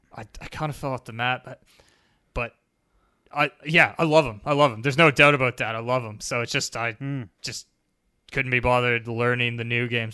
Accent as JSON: {"language": "English", "country": "Canada", "tie": "born or raised there", "moved": "yes", "lives_now": "Australia", "said": "Growing up in Canada"}